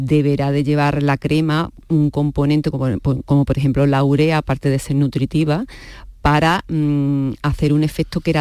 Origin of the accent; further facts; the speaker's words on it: Córdoba, Andalusia, Spain; Yo soy cordobesa. Bueno, soy cordobesa